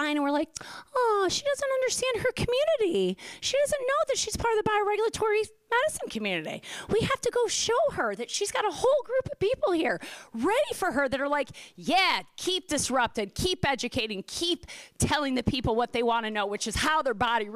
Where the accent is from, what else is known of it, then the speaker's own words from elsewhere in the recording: Philadelphia, Pennsylvania, United States; I'm from Philly